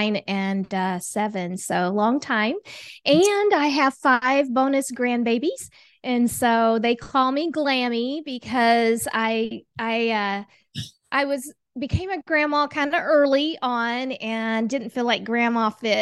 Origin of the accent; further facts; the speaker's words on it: Oklahoma, United States; moved away as an adult; also born or lived in Germany / Asia; originally I'm from Oklahoma